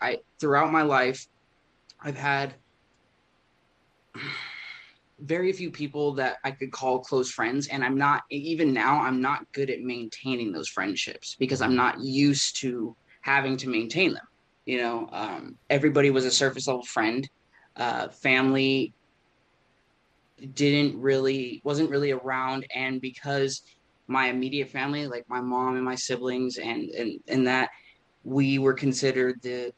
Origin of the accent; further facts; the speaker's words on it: California, United States; also born or lived in Oklahoma; Well, I was originally born in Oklahoma, just outside of Tulsa, but we moved from there when I was one. So I pretty much tell people that I'm from California. It's where I tell them I grew